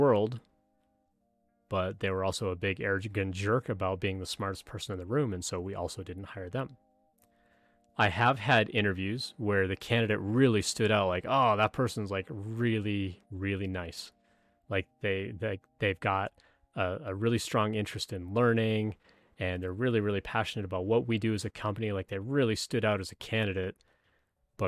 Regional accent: Canada; moved away; I'm originally from Canada, where football wasn't as big a deal as something like hockey or basketball

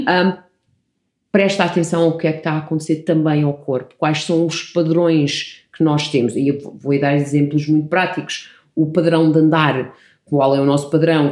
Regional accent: Portugal; also born or lived in Canada; Eu nasci no Canadá e quando cheguei a Portugal, os meus pais colocaram-me no colégio inglês

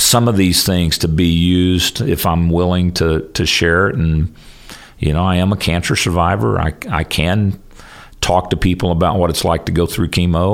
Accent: Spiro, Oklahoma, United States; the job in my hometown opened up in Spiro

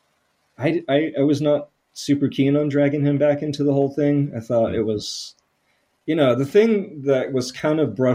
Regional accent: Atlanta, Georgia, United States; moved away as an adult; also born or lived in New Orleans / North Carolina; I'm from the Atlanta area

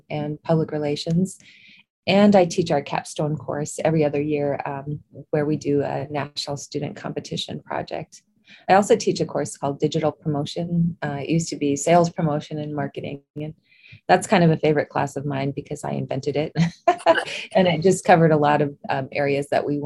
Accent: Eden, South Dakota, United States; also born or lived in Roslyn, South Dakota; I grew up in a little town, or on a farm near a little town called Eden, South Dakota

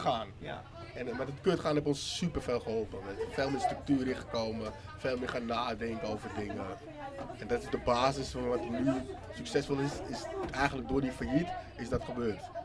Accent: Amsterdam, North Holland, Netherlands; Ik voel echt Amsterdam.

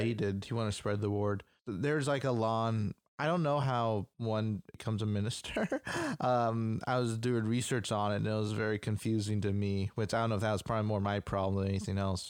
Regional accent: United States; we're American

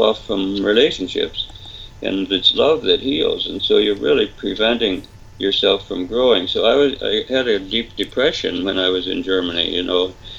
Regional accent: England, United Kingdom; Father, I'm English, you know, and the English are kind of stiff upper lip, you know, we can do it, you know.

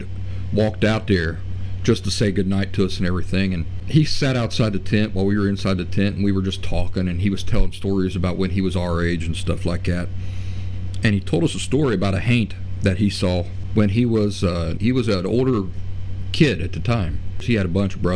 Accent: Appalachia, United States; accent: Appalachian; my Appalachian accent

